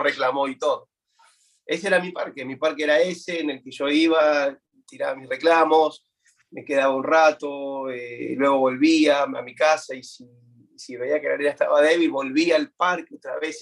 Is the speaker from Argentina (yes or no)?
yes; Buenos Aires, Argentina; now in United States; nací en Buenos Aires, Argentina, siempre me he criado ¿no? dentro de la, iglesia